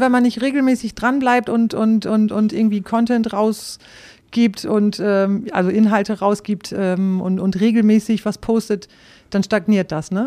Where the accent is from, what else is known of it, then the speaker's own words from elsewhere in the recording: Rhauderfehn, Lower Saxony, Germany; moved away as an adult; also born or lived in Osnabrück; ich stamme aus Ostfriesland